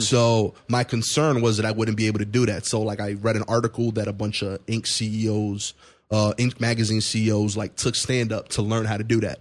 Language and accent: English; New York City, New York, United States; I'm from East New York, Brooklyn.